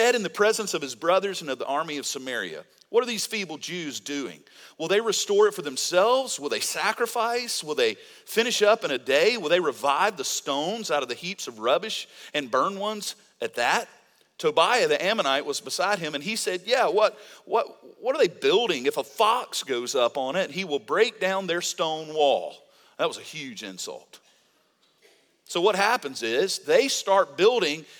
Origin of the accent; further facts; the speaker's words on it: Mississippi, United States; I'm from Mississippi